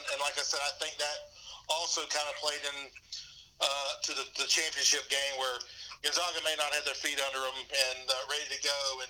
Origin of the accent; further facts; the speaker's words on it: Athens, Georgia, United States; I grew up in the Athens area. My mother's from Athens.